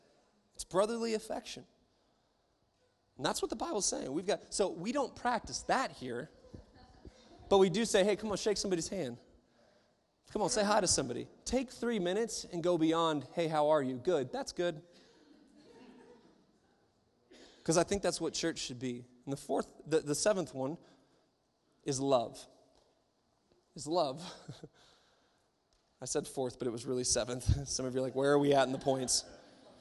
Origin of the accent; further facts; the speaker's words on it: Covington, Washington, United States; the church that I grew up in Covington, Washington, small little church